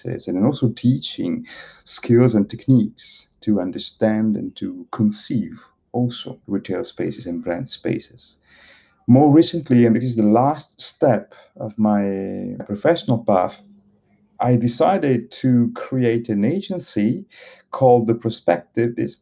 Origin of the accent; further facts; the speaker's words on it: Italy; moved away as an adult; also born or lived in Bologna / Paris; I was born in Italy. I'm Italian